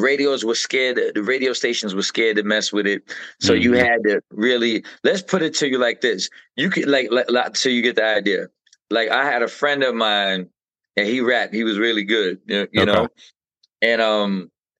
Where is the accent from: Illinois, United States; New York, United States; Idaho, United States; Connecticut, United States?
New York, United States; New York City; also born or lived in Brooklyn, New York; I'm from the same exact projects where the … is from